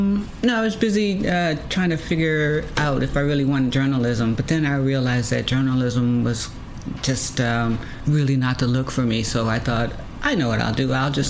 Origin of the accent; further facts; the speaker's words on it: St. Louis, Missouri, United States; moved away as an adult; also born or lived in Germany; now in New York, United States; I'm from St. Louis, Missouri